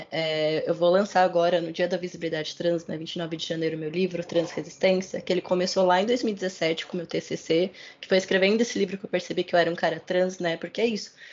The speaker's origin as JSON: {"language": "Portuguese", "region": "São Paulo", "country": "Brazil", "tie": "born or raised there", "said": "Sou cria da Vila Nova Cachoeirinha, um bairro da Zona Norte de São Paulo, né, da periferia da Zona Norte de São Paulo"}